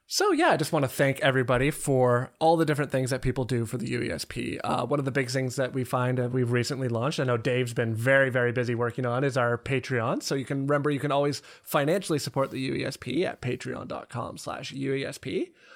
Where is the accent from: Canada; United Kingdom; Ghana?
Canada; I'm also Canadian